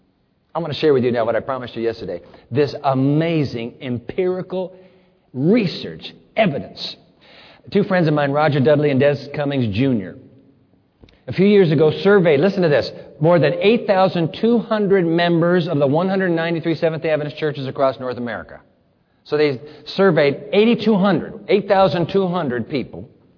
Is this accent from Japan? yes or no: yes; Japan; When I grew up in Japan, my brother Greg and my sister Carrie, we were all missionaries' kids. You know, in Japan, we had two cereals.